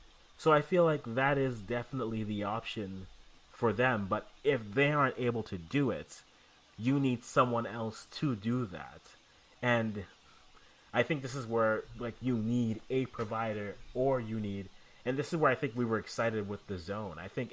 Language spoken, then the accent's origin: English; Canada; as a Canadian